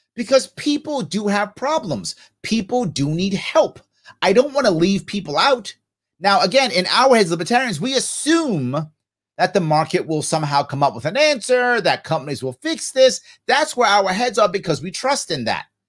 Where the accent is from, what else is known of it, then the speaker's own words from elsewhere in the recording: New York, United States; I'm a New Yorker